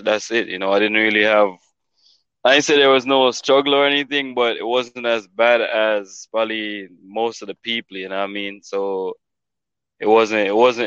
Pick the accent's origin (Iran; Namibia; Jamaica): Jamaica; also born or lived in South Florida; now in Florida, United States; I'm originally from Jamaica, born and raised, but I live in Florida